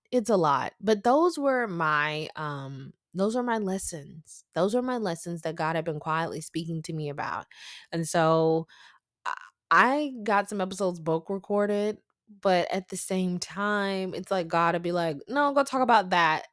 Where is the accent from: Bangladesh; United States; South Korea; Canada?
United States; the South; I'm from the South